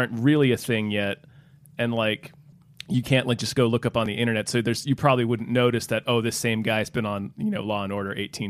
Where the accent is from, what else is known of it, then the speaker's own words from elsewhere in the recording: the South, United States; where I grew up in the South, we called every soda Coke.